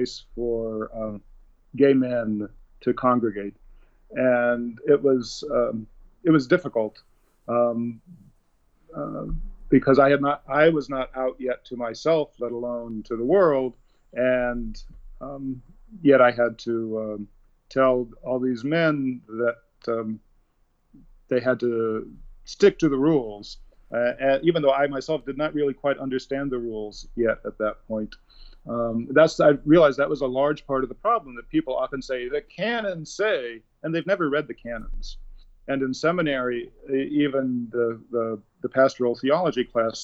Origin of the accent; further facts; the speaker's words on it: Seattle, Washington, United States; moved away as an adult; also born or lived in New Haven, Connecticut / New York City; I grew up in Seattle